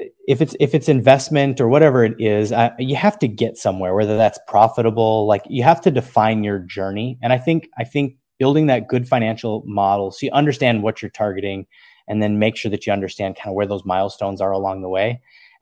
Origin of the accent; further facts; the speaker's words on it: North Carolina, United States; So I'm originally from North Carolina. I was a military brat, and my sister actually lives in the Charlotte area on Lake Norman.